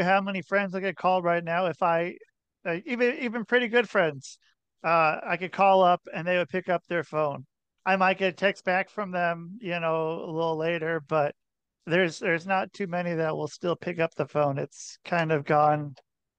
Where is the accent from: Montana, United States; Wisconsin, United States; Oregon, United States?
Oregon, United States; Portland; now in Connecticut, United States; I'm from Portland, Oregon